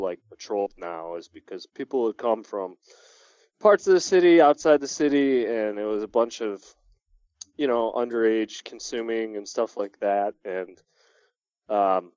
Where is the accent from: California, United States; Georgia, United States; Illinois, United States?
Illinois, United States; Oak Lawn; I was from Oak Lawn, which was right outside the city.